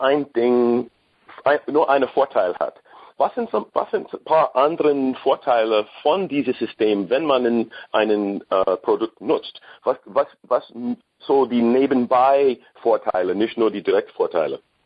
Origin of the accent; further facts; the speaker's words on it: United States; German is a second language; Ich bin Amerikaner sowieso